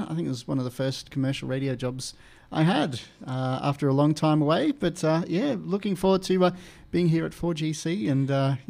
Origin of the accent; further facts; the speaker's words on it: Townsville, Queensland, Australia; moved away as an adult; also born or lived in Moree / Roma; now in Charters Towers, Australia; I was born and raised in Townsville, so not too far away. And spent the last 18 months down in Moree doing radio work there. But great to be back up here in North Queensland and pretty close to where I grew up.